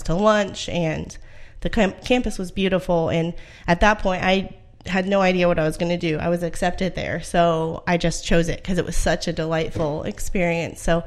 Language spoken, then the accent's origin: English; Union City, Indiana, United States; moved away as an adult; now in Washington, United States; I was born and raised in Indiana in a small town